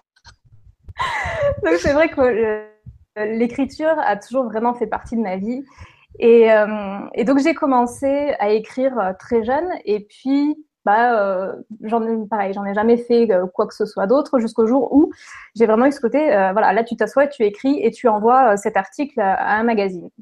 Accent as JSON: {"language": "French", "area": "Lorraine", "region": "Grand Est", "country": "France", "tie": "born or raised there", "also_born_or_lived": "Toulouse, France / southern France", "moved": "yes", "lives_now": "Quebec, Canada", "said": "je suis née en Lorraine, effectivement, donc dans l'est de la France. J'ai passé, on va dire, les presque 20 dernières années dans le sud de la France, dont les 10 dernières à Toulouse"}